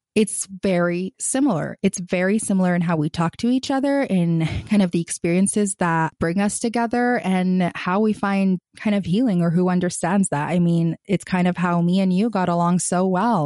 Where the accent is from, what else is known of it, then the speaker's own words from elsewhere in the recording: Gaza, Gaza Strip, Palestine; moved away as an adult; I grew up in Gaza, Palestine, or the Gaza Strip. I've lived there kind of until I was eighteen